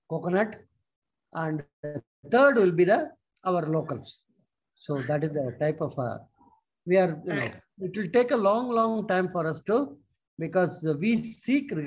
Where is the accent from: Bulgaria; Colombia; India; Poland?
India; I am from India